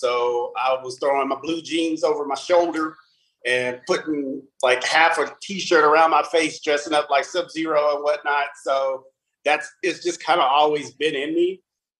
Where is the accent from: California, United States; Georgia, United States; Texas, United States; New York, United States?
Texas, United States; Abilene; also born or lived in Plano; Well, I'm actually from Abilene, Texas. I was born and raised here. I'm actually a former military brat. I was actually born on the Air Force Base out here.